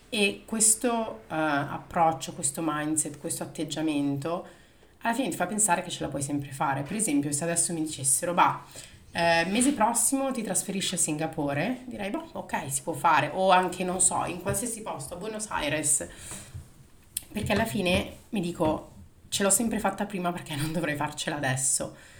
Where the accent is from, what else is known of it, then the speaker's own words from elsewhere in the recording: Milan, Lombardy, Italy; moved away as an adult; sono nata a Milano poi eh, dopo la separazione dei miei genitori mi sono trasferita in provincia sempre di Milano dove ho fatto le medie e eh, le superiori